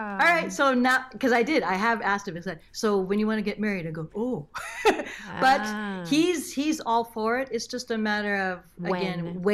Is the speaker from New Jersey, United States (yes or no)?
no; Los Angeles, California, United States; also born or lived in Okinawa, Japan; I'm literally a native Los Angelino.